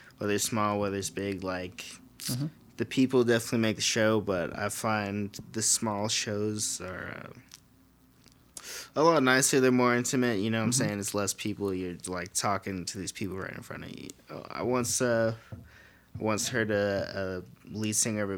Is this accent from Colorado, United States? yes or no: yes; Colorado, United States; moved away as an adult; also born or lived in Georgia / Denver; now in New Mexico, United States; I moved to Colorado when I was like 2